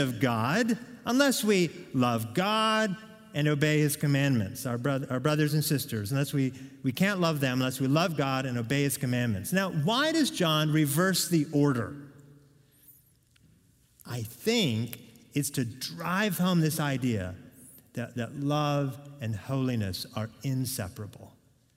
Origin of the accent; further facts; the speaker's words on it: Oregon, United States; I'm from Oregon